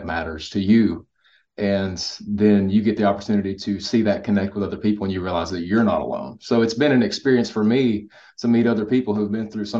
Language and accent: English; Kentucky, United States; I'm from Kentucky.